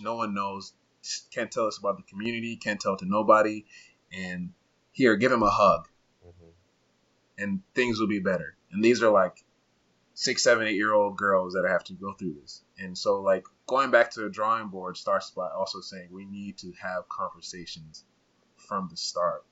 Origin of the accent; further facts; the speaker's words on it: Uganda; moved away; growing up in Uganda for and like being in my culture, also Rwandan culture.